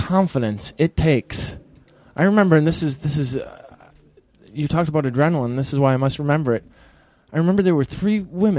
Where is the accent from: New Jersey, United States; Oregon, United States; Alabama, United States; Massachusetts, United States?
Massachusetts, United States; Peabody; my hometown, which is Peabody.